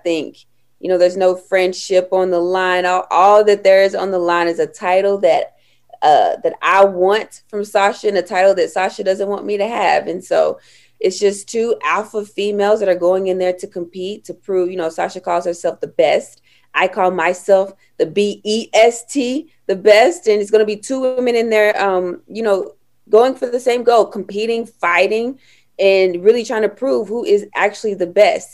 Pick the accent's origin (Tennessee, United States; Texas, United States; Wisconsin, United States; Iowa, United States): Tennessee, United States; Knoxville; I was born and raised in Knoxville, Tennessee